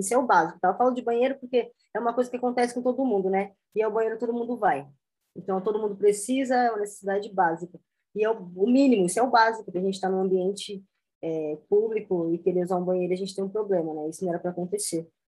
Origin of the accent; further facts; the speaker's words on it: Jandira, São Paulo, Brazil; also born or lived in Osasco; Eu nasci em Osasco, mas fui criado em Jandira